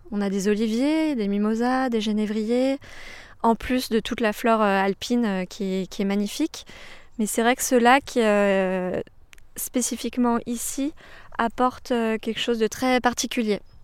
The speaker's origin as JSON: {"language": "French", "area": "Savoie", "region": "Auvergne-Rhône-Alpes", "country": "France", "also_born_or_lived": "Canada / Beaune"}